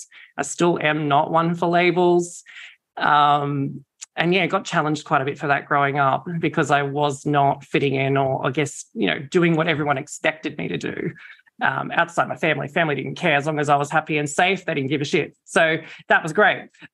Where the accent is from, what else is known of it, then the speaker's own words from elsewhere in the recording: Campbelltown, New South Wales, Australia; I grew up in Campbelltown, so southwestern and corridor, Sydney